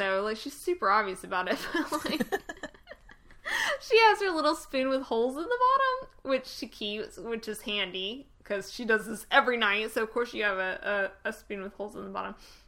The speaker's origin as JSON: {"language": "English", "region": "the South", "country": "United States", "tie": "born or raised there", "said": "when we were little and we grew up in the South, so it snowed, like, once a year"}